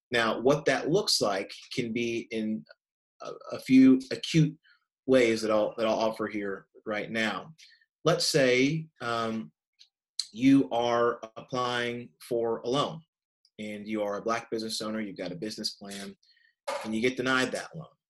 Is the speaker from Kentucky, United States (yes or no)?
yes; Kentucky, United States; my home state of Kentucky